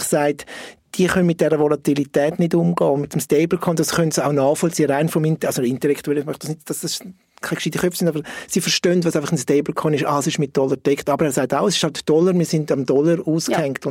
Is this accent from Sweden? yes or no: no; Switzerland; wir als Schweizer